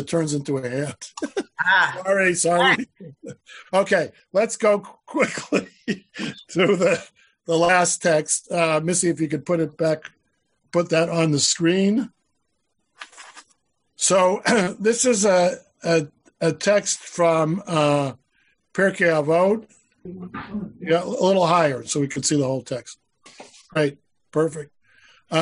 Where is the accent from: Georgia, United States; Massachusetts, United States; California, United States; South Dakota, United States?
Massachusetts, United States; Boston; I grew up in Boston